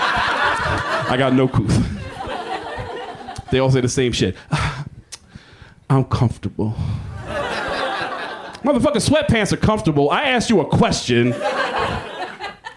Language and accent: English; Texas, United States; I'm from Texas